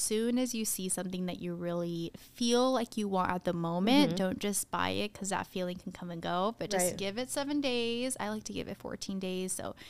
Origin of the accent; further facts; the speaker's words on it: Tucson, Arizona, United States; you know, I grew up in Tucson, Arizona, so we're only an hour away from the border.